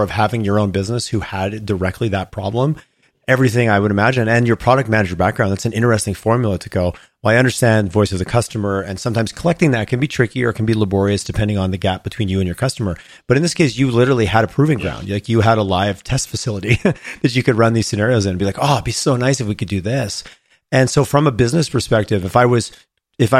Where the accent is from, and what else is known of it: Canada